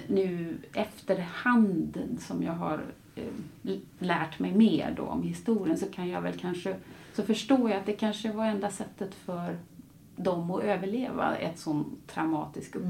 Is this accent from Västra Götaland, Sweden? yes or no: yes; Gothenburg, Västra Götaland, Sweden; moved away; also born or lived in Latin America; nu flyttar jag tillbaka då till eh, Göteborg, min hemstad